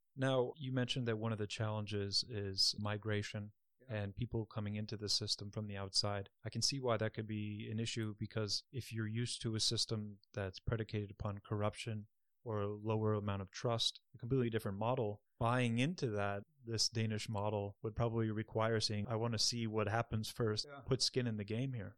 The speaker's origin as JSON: {"language": "English", "country": "United States", "said": "I come from the United States"}